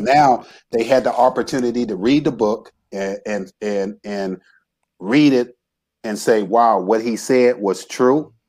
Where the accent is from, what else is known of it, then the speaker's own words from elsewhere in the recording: Racine, Wisconsin, United States; moved away as an adult; I grew up in Racine, Wisconsin